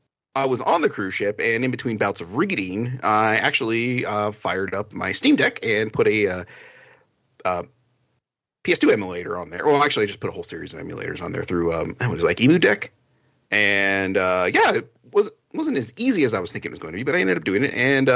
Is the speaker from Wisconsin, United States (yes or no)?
no; New Jersey, United States; born there; now in New Mexico, United States; So, and I'm not even like born New Mexican. Like, I was born in New Jersey.